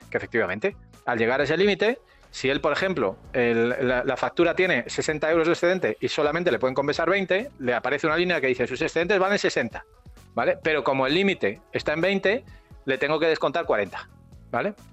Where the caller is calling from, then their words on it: Alcalá de Guadaíra, Andalusia, Spain; Buenos días … de Alcalá de Guadaira.